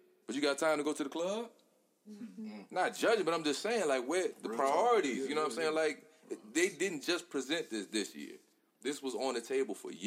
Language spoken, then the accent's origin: English; Hopewell, United States; I come from Hopewell. I come from this neighborhood right here